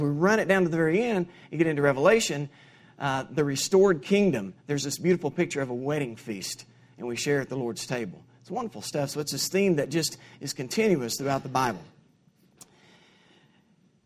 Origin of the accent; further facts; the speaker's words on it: Kingston, Tennessee, United States; I grew up in Kingston, Tennessee. It's about 35 miles west of here